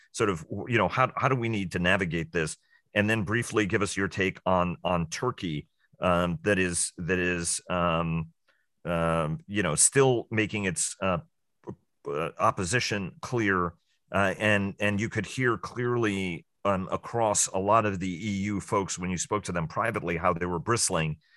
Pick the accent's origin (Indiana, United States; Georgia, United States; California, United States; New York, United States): New York, United States; New York City; somebody who was born and raised in New York City